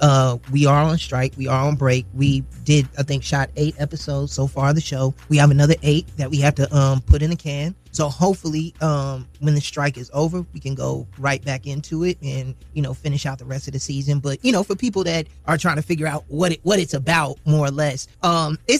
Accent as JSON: {"language": "English", "town": "Chicago", "region": "Illinois", "country": "United States", "tie": "born or raised there", "said": "a Chicagoan's perspective, because that's where I'm from. That's my hometown. I'm from the South Side"}